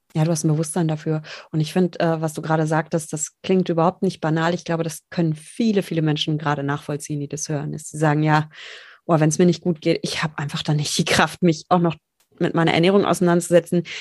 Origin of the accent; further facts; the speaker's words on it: Rheinhessen, Rhineland-Palatinate, Germany; Ich komme aus Rheinhessen